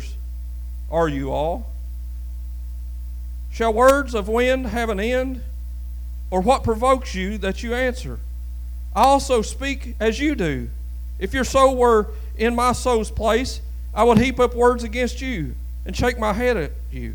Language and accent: English; Lewis County, eastern Kentucky, United States; it's a little poor place down there in eastern Kentucky